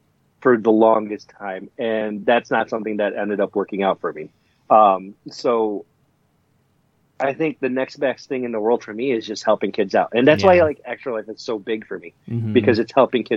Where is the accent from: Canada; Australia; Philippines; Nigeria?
Philippines; My home country, the Philippines